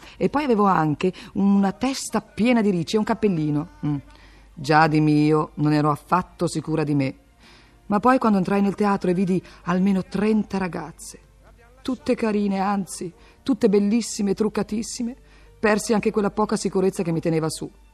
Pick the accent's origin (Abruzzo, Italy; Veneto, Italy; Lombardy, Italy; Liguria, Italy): Lombardy, Italy; Milan; io vengo da Milano, città che ha dato molte cose all'Italia